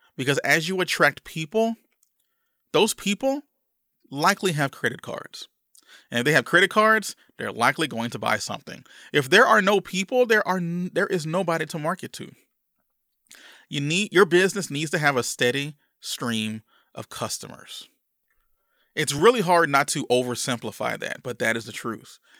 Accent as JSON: {"language": "English", "region": "Louisiana", "country": "United States", "tie": "born or raised there", "said": "growing up in Louisiana"}